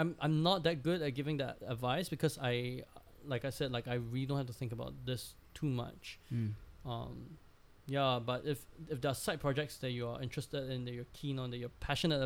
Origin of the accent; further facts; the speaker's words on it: Singapore; I know my value as a Singaporean in a kitchen